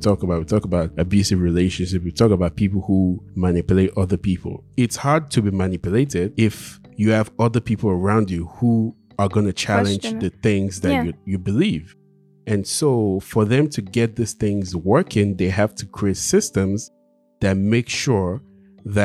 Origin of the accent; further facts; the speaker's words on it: Nigeria; growing up in Nigeria, I went to all the churches possible.